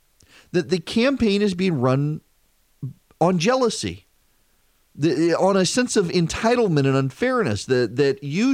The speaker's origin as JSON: {"language": "English", "region": "Dubai", "country": "United Arab Emirates", "tie": "born or raised there", "said": "when I grew up in Dubai, one of the things I learned from our housekeeper, Anna, who made just unbelievable Indian food"}